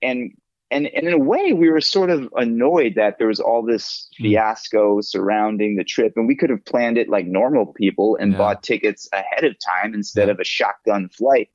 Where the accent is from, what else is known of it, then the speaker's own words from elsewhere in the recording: United States; I'm the American.